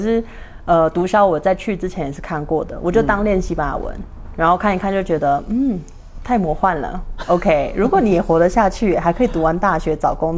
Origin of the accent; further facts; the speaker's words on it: Mexico; 墨西哥人，